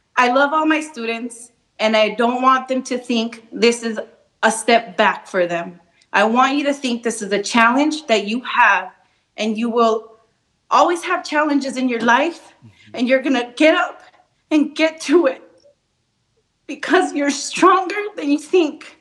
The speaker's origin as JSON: {"language": "Spanish", "town": "Apatzingán", "region": "Michoacán", "country": "Mexico", "tie": "born or raised there", "also_born_or_lived": "Nevada", "moved": "yes", "lives_now": "Las Vegas, United States", "said": "Yo nací en Apachingán, Michoacán."}